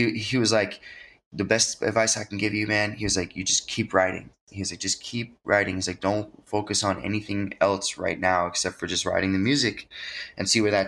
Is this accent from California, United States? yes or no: yes; Long Beach, California, United States; also born or lived in Florida; I was born in Florida on an Air Force base, and then eventually we landed in California. I started school in Long Beach, which was pretty cool. I spent from like probably 3 to 7 in California.